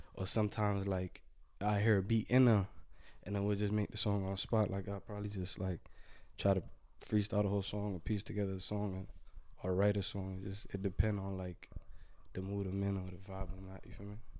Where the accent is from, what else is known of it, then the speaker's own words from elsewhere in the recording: Florida, United States; I'm from Florida